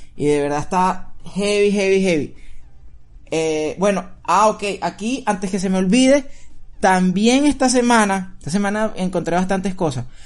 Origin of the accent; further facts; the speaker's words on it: Venezuela; now in United States; cuando emigramos salimos de Venezuela